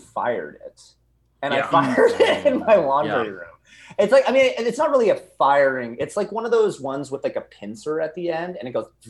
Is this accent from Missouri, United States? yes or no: no; Massachusetts, United States; moved away as an adult; also born or lived in Texas; Oh yeah, I'm from Massachusetts. I grew up in Massachusetts, but I kind of grew up all over the place, and then. My parents now live in Texas.